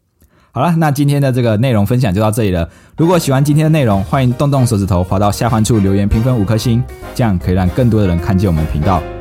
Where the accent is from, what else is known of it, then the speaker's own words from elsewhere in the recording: Taiwan; 像我们人哦，我们在台湾，我们台湾人在台湾有健保，但是这些猫猫狗狗没有健保。